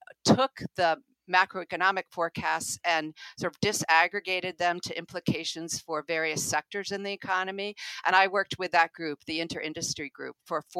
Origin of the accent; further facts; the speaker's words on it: Maine, United States; also born or lived in Damariscotta, Maine / Aroostook County, Maine / Brunswick, Maine; I grew up in the state of Maine. My dad was a United Methodist minister, and we moved around a fair amount. Was born on the coast in Damariscotta, spent some time in Aroostook County, where they used to grow a lot of potatoes, and ended up going to high school in Brunswick, Maine